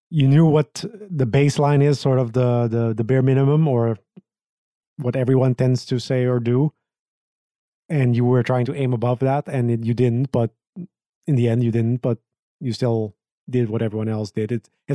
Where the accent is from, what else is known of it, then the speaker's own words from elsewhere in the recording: Aruba; I was born in Aruba in 1992.